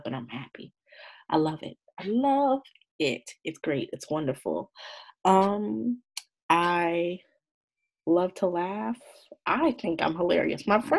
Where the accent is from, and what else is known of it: Marietta, Georgia, United States